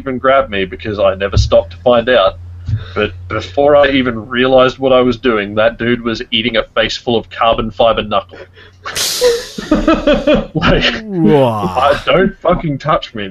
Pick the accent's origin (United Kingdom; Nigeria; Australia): Australia; I am Australian